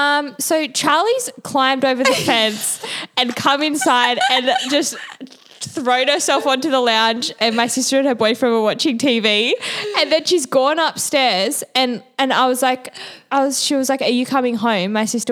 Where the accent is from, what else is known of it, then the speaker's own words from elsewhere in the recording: Manly, New South Wales, Australia; I'm from Manly